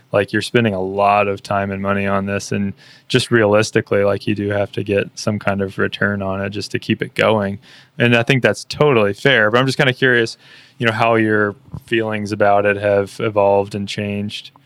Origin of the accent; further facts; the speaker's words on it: East Texas, United States; now in Austin, United States; I grew up in East Texas